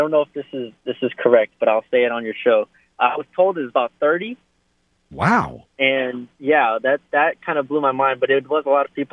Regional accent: Texas, United States; as you know, I'm from Texas

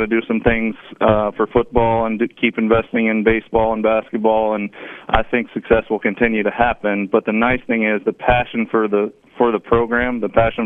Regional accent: Dallas, Texas, United States; moved away as an adult; now in Lafayette, United States; I grew up in Dallas

